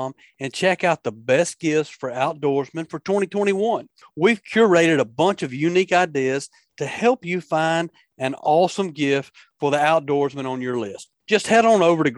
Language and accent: English; Tombigbee River and Black Warrior River, Alabama, United States; born or raised there